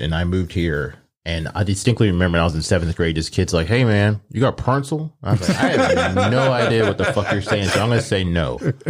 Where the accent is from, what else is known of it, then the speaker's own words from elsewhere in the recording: Omaha, Nebraska, United States; moved away; But then when I was born in Omaha, and that's where we stayed till we moved here.